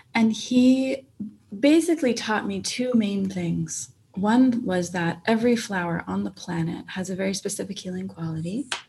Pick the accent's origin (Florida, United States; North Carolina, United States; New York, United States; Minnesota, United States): Minnesota, United States; now in Phoenix, United States; I was born in Minnesota, so uh, way up north near Canada